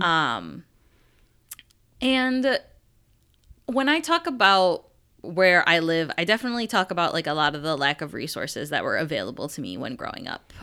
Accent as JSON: {"language": "English", "town": "Buffalo", "region": "New York", "country": "United States", "tie": "born or raised there", "said": "I am actually the only person in my immediate family that is, like, from Buffalo, born in Buffalo"}